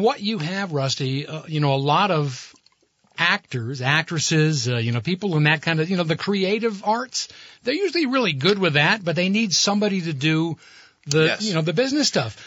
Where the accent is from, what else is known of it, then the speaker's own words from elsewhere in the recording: Burlington, Vermont, United States; moved away as an adult; also born or lived in Boston; I grew up in Burlington